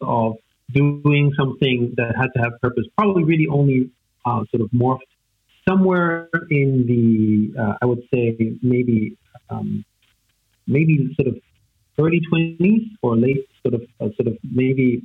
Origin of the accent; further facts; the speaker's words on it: Vienna, Austria; first language German; English is a second language; I grew up in Vienna, in Austria, to sort of a musical family